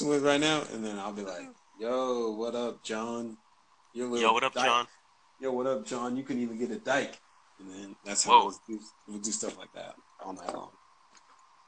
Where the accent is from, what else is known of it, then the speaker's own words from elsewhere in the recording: Utah, United States; I was born in Utah.